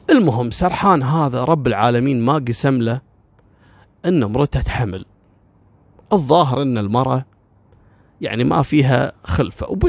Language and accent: Arabic; Kuwait; على فكره كثير يعتقد ان يعني انا ككويتي مثلا او الكويتيين ممكن لهم موقف من العراق